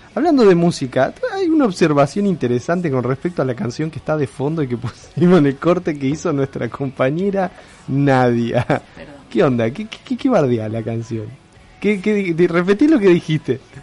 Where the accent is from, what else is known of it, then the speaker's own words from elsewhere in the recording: a small town in Neuquén, Argentina; now in Rosario, Argentina; yo crecí en un pueblito en Neuquén, después fui a Neuquén Capital y después vine acá. Y después, ah, acá a Rosario